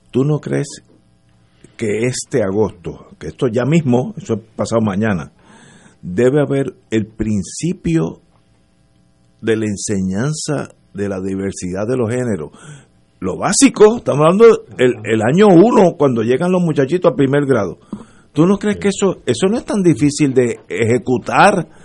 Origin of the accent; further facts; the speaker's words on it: Puerto Rico; yo era puertorriqueño, soy puertorriqueño, pero regresé a Puerto Rico hace poco, digo hace poco, hace 20, 25 años.